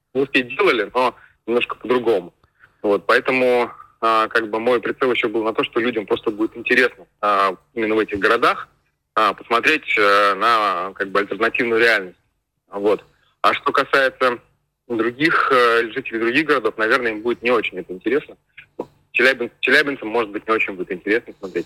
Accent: Bashkortostan, Russia; я же из Советского Союза, я помню вот эти вот э, радио, я помню, как э, башкирское э, телевидение там внедрялось в мультики

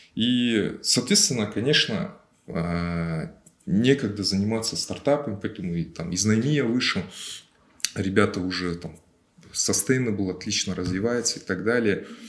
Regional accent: Almaty, Kazakhstan; я же алматинец

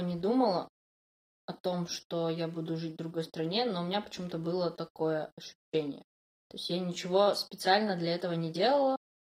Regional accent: Yekaterinburg, Sverdlovsk Oblast, Russia; Я из Екатеринбурга

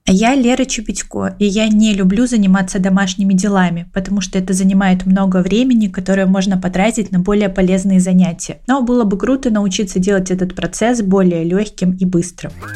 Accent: Siberia, Russia; я из Сибири, у меня у бабушки с дедушкой есть баня, и мы в детстве периодически туда ездили каждые выходные

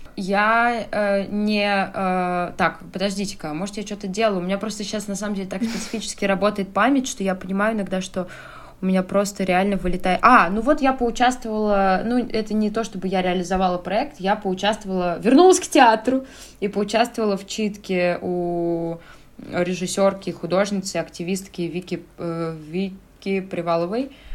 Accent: Russia; moved away as an adult; now in Tbilisi, Georgia; мы, э, люди из России

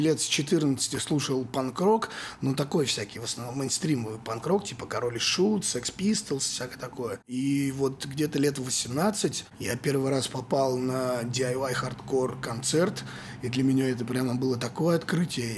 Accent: Saint Petersburg, Russia; also born or lived in Vologda Oblast; я родился в Вологодской области, но это было там, потому что папу отправили в командировку там на два года. Соответственно, я там родился, прожил, может, пару месяцев и всю жизнь живу в Питере.

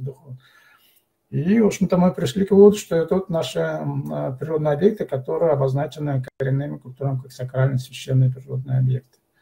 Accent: Altai Krai, Russia; мы, как коренное население

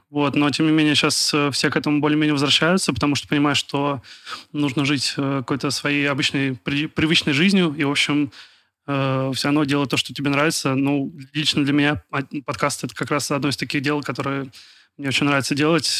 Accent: Kaliningrad, Kaliningrad Oblast, Russia; я из Калининграда

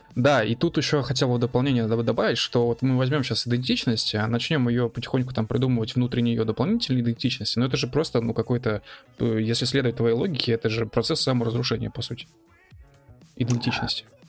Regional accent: Bashkortostan, Russia; мы э, как бы с … сами родом из Башкирии

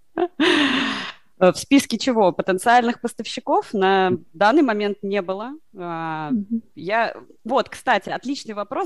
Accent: Moscow, Russia; я, э, родом из Москвы

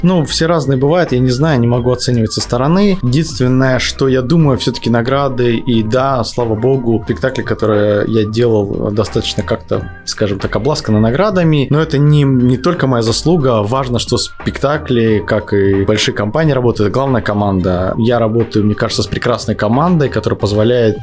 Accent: Yakutsk, Sakha Republic, Russia; Город Якутск мне близкий, я родился в Якутске, немножко знаю эту территорию

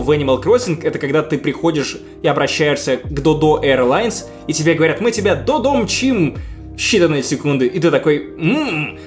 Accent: Obninsk, Kaluga Oblast, Russia; Обнинска, откуда я родом

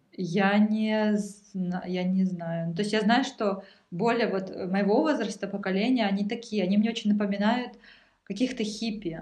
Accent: Russia; now in Germany

